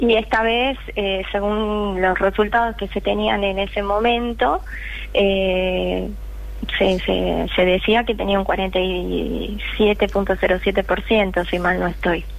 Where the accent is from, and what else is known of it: Bolivia; now in Argentina